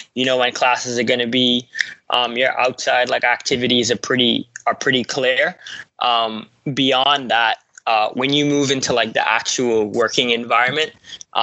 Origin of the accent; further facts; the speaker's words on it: Bahamas; now in Atlanta, United States; Originally grew up in the Bahamas, went to Georgia State University